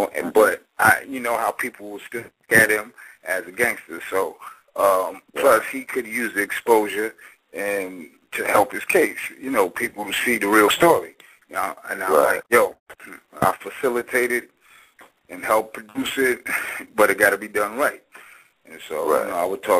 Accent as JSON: {"language": "English", "region": "New York", "country": "United States", "tie": "born or raised there", "also_born_or_lived": "San Francisco Bay Area", "moved": "yes", "said": "I was born in New York"}